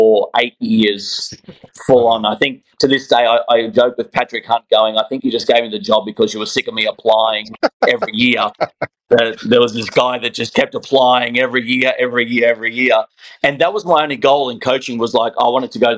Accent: Australia; moved away as an adult; now in Atlanta, United States; I'm an Aussie

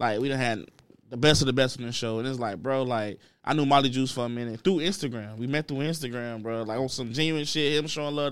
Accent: Miami, Florida, United States; I'm from down south, but I'm still from Miami

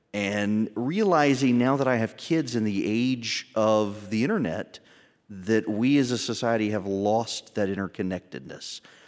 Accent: Dubai, United Arab Emirates; now in United States; And so then growing up overseas in Dubai, as an American in Dubai in the 1980s, you had to leave every 3 months.

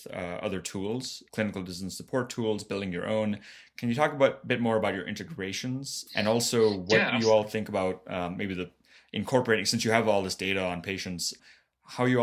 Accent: Florida, United States; my home state too, of Florida.

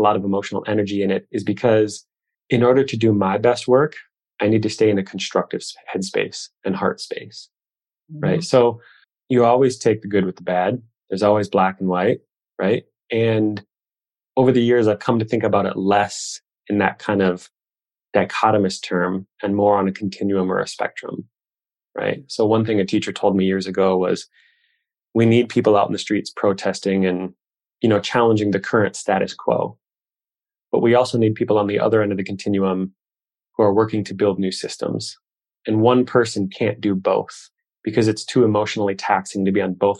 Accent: Midwest, United States; I grew up here in the Midwest

